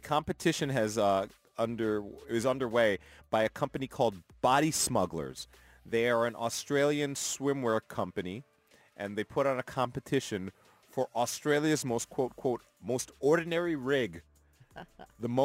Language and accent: English; New York City, New York, United States; moved away; I grew up in the Big Apple